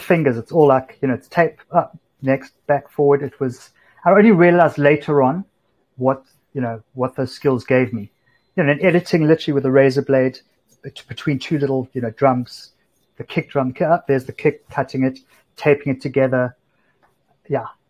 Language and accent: English; Cape Town, Western Cape, South Africa; moved away as an adult; now in New York, United States; it wasn't that cool to be from South Africa before